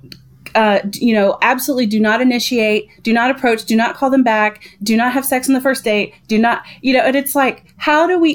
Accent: the South, United States; I grew up in the South

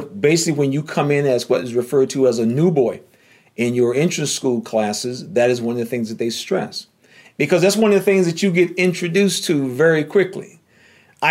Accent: North Carolina, United States; growing up in North Carolina.

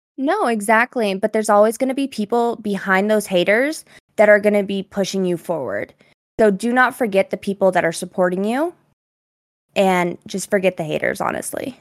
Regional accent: Colorado, United States; I am from Colorado

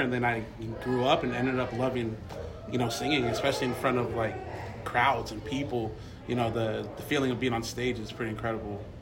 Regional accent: Torrance, California, United States; Torrance, California

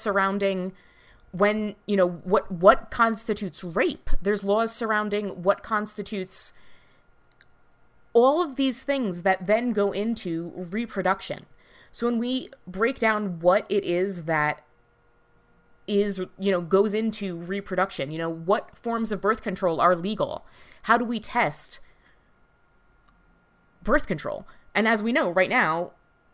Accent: United States; we're both American

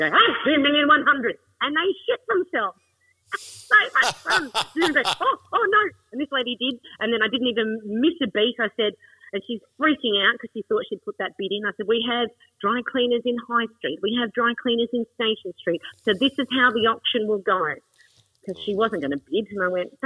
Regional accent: Adelaide, South Australia, Australia; I'm from Adelaide

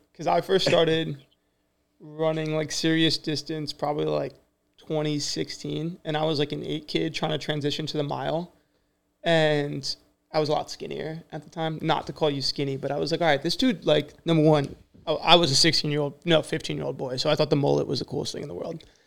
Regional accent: New Jersey, United States; I'm from Jersey

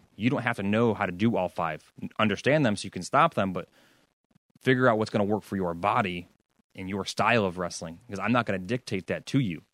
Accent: New York, United States; We're both from New York, both from Section Six

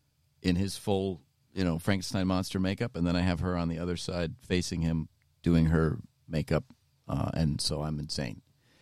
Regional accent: Cleveland, Ohio, United States; Well, I'm from Cleveland.

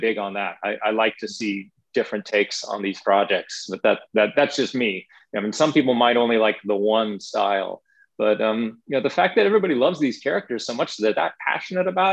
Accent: Los Angeles, California, United States; growing up in Los Angeles

